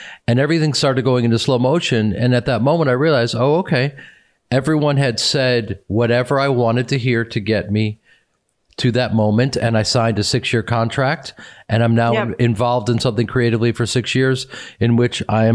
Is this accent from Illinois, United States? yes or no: yes; Chicago, Illinois, United States; moved away as an adult; now in Los Angeles, United States; I'm from Chicago, and I was surrounded by hardworking people and communities who were in theater communities.